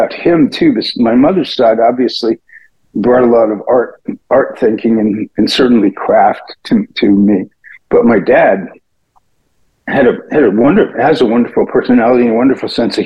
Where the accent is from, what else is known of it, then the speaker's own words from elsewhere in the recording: Providence, Rhode Island, United States; I am from Providence, Rhode Island. And I lived in three different places in Rhode Island growing up, but I was born in Providence.